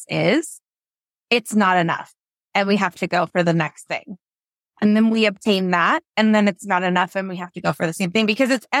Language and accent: English; Washington, United States; I am born and raised in Washington State